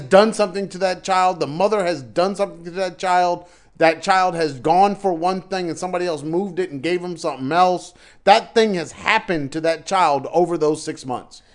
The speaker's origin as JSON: {"language": "English", "town": "Wilmington", "region": "Delaware", "country": "United States", "tie": "born or raised there", "said": "I was growing up in Wilmington, Delaware"}